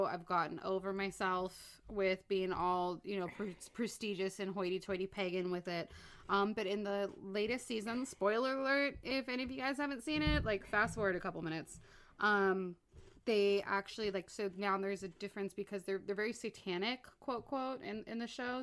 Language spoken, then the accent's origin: English; Los Angeles, California, United States; born and raised in Los Angeles